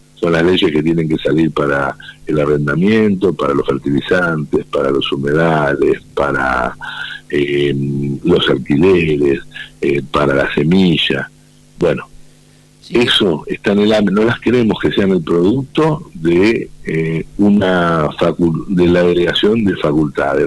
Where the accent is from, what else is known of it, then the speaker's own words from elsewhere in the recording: Mechongué, Buenos Aires Province, Argentina; de Mechonguén, en mi pueblo